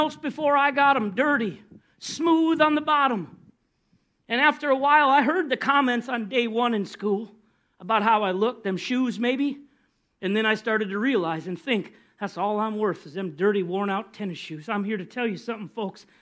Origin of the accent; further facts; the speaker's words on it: Minnesota, United States; moved away as an adult; now in Florida, United States; I came from Minnesota.